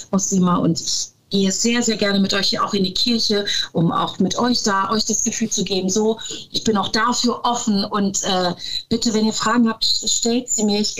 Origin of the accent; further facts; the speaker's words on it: Turkey; dass ich ja dann auch als Türkin muslimischen Hintergrund habe